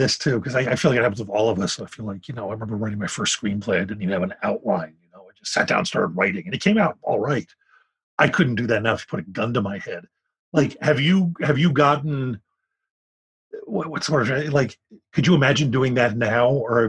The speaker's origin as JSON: {"language": "English", "town": "Philadelphia", "region": "Pennsylvania", "country": "United States", "tie": "born or raised there"}